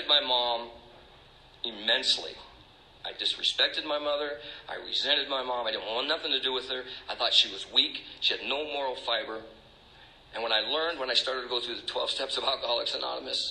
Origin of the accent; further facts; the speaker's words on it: Stockton, California, United States; moved away as an adult; also born or lived in Tucson, Arizona; now in Maine, United States; So I grew up in California. I grew up in a town called Stockton